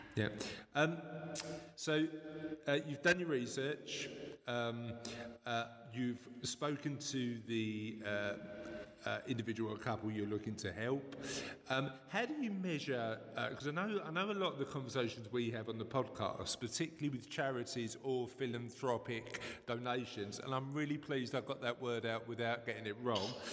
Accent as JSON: {"language": "English", "region": "London", "country": "United Kingdom", "accent": "East End", "said": "my East End accent"}